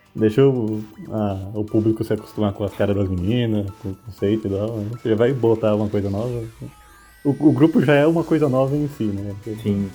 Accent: Brazil; a gente é brasileiro

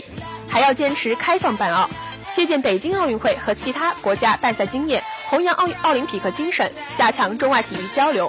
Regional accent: Hunan, China; 我是湖南人呀。

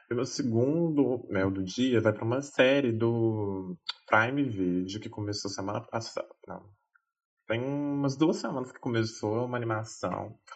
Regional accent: France; Portuguese is a second language; Porque assim, né, gente, sou francesa, né

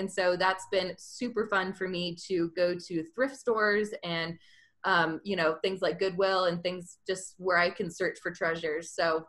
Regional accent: Georgia, United States; now in Utah, United States; And I'm originally from Georgia. Have lived all around the country, a little bit overseas, love traveling. And now I've ended up in Utah with my husband.

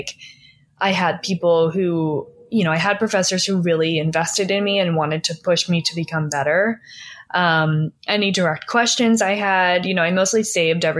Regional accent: Philadelphia, Pennsylvania, United States; now in Los Angeles, United States; I'm from Philly

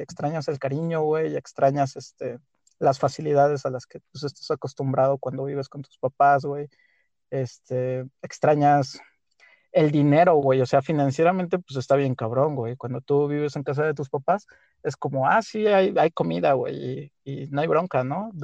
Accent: Huichapan, Hidalgo, Mexico; moved away; Yo soy de Huichapan, Hidalgo el bello y poderosísimo estado de Hidalgo

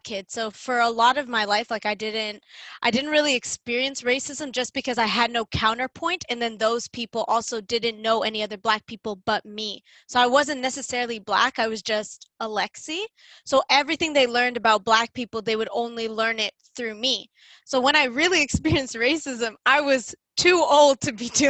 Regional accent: Toronto, Ontario, Canada; first language English; I'm from Toronto. They're like, no, where are you from? I'm like, okay, well, I'm from Scarborough

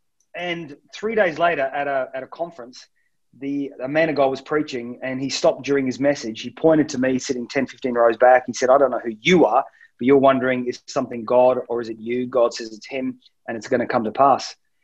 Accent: Manchester, North West England, United Kingdom; It's because it's my people. It's where I'm from. My parents are from South Wales. I was born in Manchester.

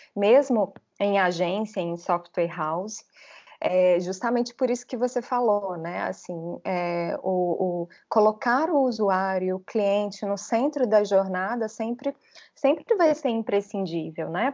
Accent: Belo Horizonte, Minas Gerais, Brazil; accent: mineiro; moved away as an adult; also born or lived in São Paulo; now in Florianópolis, Brazil; Sou mineira de Belo Horizonte

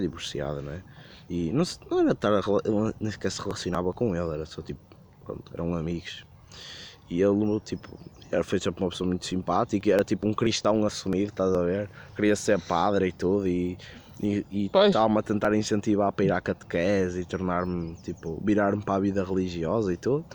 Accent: Porto, Norte, Portugal; eu sou do Porto, estou perdido em Setúbal

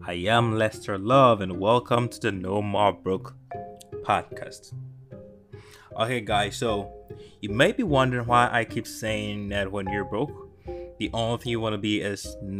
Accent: Ghana; I grew up in Ghana

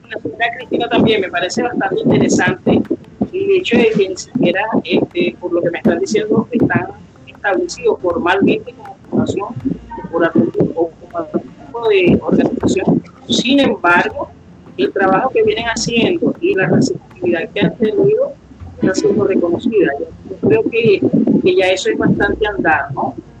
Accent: Venezuela; moved away; lo que salimos de Venezuela

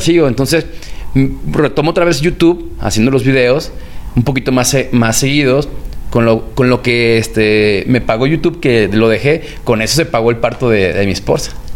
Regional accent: Guadalajara, Jalisco, Mexico; yo soy de Guadalajara

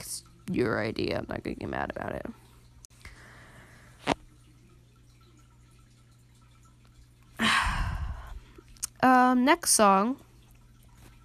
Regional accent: United States; I'm an American

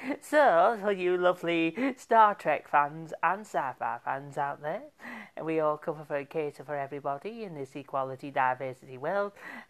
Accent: Birmingham, West Midlands, United Kingdom; I'm from Birmingham originally, but I'm proud of my roots.

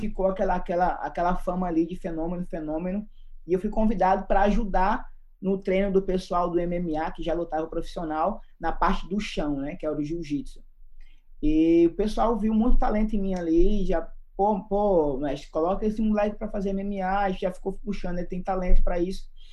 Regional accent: Recife / Fortaleza, Northeast Brazil, Brazil; moved away as an adult; also born or lived in São Paulo, Brazil / Croatia; now in Taiwan; Eu sou natural de São Paulo, porém, aos 5 anos de idade, me mudei para Recife, no Pernambuco

